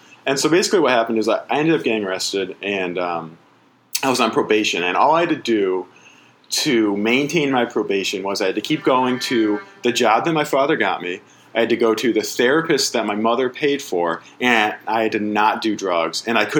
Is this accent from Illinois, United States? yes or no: no; Springfield, Massachusetts, United States; In Springfield.